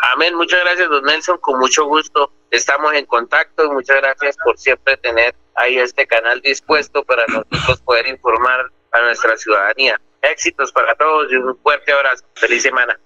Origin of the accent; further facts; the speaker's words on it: Berlín, Santander, Colombia; mi tierra, en Berlín